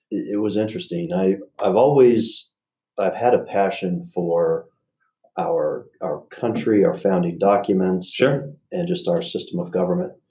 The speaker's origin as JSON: {"language": "English", "town": "South Jordan", "region": "Utah", "country": "United States", "tie": "born or raised there", "also_born_or_lived": "Arizona / California", "said": "I was born in Arizona. Spent a bit of time between that state, Utah, and California. Okay. Uh, ultimately, came back to Utah in '89 and uh, actually lived in South Jordan. So wrapped up my high school years at Bingham High."}